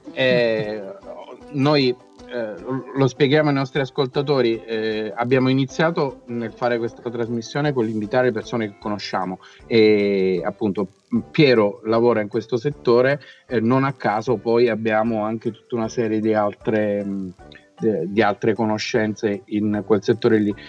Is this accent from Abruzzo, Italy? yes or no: yes; Teramo, Abruzzo, Italy; sei teramano come noi